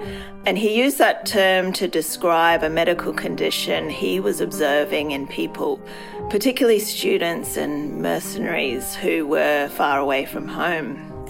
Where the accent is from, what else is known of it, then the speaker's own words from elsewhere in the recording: Hong Kong; moved away as an adult; now in Australia; Well, I moved to Australia from Hong Kong to study at university, and that's now more than 20 years ago.